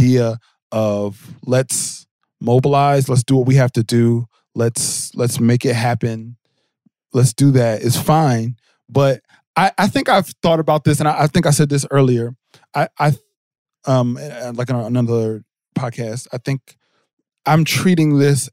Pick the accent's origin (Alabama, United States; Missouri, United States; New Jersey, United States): New Jersey, United States; Jersey City; I grew up in Jersey City, New Jersey